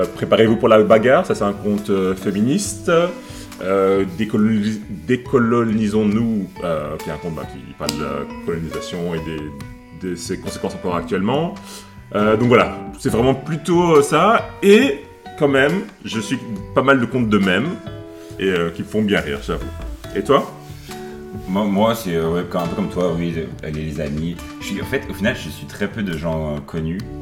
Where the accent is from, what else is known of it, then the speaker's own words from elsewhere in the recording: Upper Normandy, France; moved away as an adult; now in Brussels, Belgium; Je viens de France, je suis normand, de Haute-Normandie